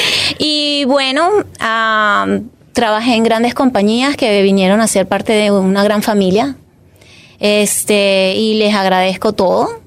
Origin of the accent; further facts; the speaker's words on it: Caracas, Capital District, Venezuela; moved away as an adult; also born or lived in Catia La Mar; Yo nací en Caracas, soy venezolana orgullosamente venezolana